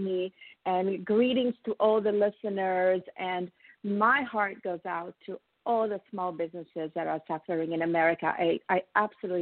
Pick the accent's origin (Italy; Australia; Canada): Italy; now in United States; I am a proud immigrant, as I have told you. I'm from Italy